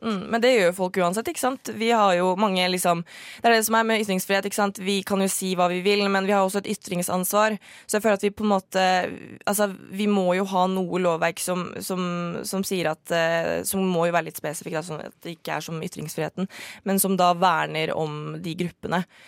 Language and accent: Norwegian; Norway; norsk muslim. Jeg er jo halvt norsk, eh, halvt marokkaner